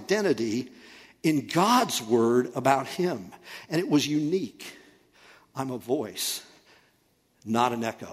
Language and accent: English; United States; we, as American people